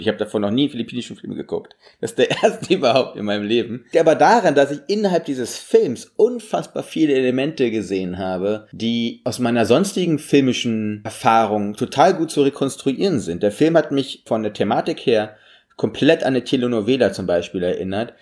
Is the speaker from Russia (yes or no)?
yes; Russia; moved away; wir sind immer einfach groß geworden in dem Land